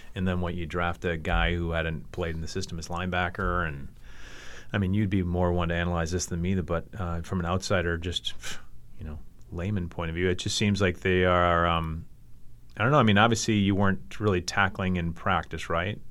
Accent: Hopkins, Minnesota, United States; also born or lived in Los Angeles; I grew up in Hopkins

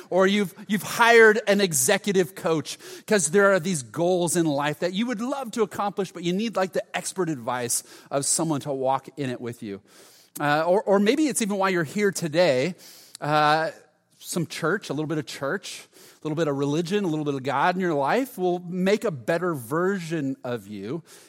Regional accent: Huntington, United States; I grew up in Huntington, so we'd go to JCPenney's and Montgomery Ward's

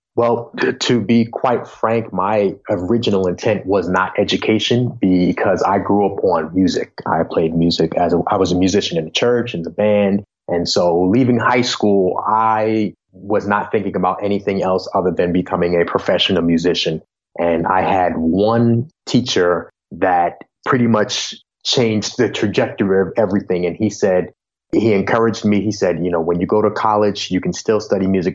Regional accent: Long Island, New York, United States; where I grew up on Long Island and in New York

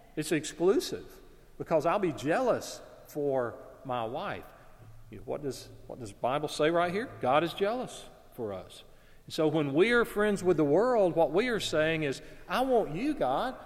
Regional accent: Alabama, United States; I was working in my hometown. I had a part time job at a clothing store. In, in our town at that time, the city where I lived in Alabama

